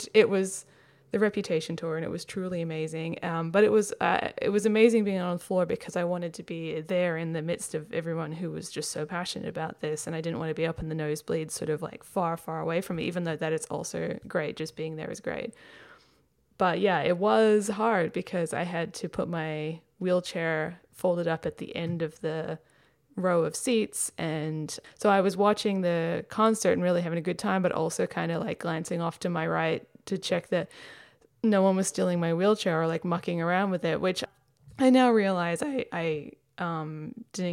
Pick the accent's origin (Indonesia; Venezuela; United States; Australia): Australia; Perth, Western Australia; now in Melbourne, Australia; my hometown of Perth